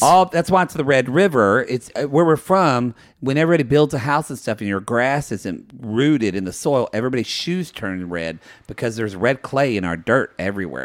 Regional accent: Ardmore, Oklahoma, United States; moved away; my hometown of Ardmore, Oklahoma

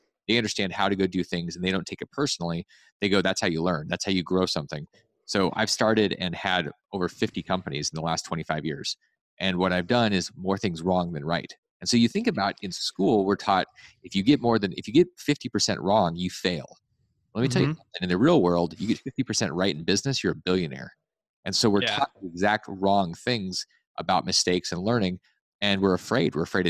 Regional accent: Alaska, United States; I grew up in Alaska. Yeah. There's lots of snow to shovel.

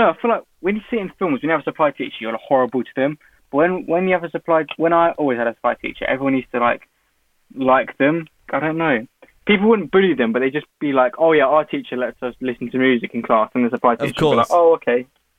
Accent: Newport Pagnell, South East England, United Kingdom; I loved it. There's not much to do here. So you just kind of make your own fun, I guess. There's nothing really.

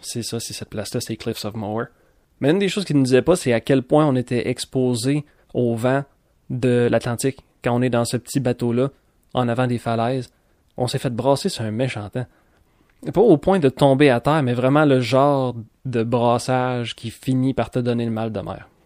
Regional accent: Quebec, Canada; si on vient du Québec

